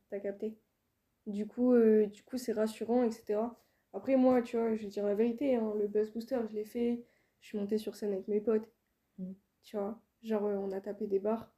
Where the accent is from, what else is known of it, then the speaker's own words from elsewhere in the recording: Île-de-France, France; moved away as an adult; also born or lived in Rennes / Toulouse; je viens d'ici, je viens d'Île-de-France